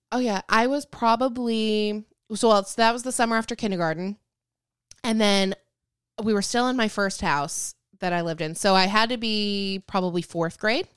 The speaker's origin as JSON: {"language": "English", "area": "Lake Michigan", "region": "Midwest", "country": "United States", "tie": "born or raised there", "said": "I grew up on Lake Michigan"}